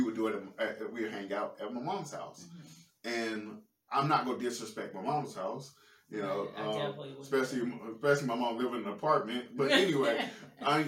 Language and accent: English; St. Louis, Missouri, United States; I'm from St. Louis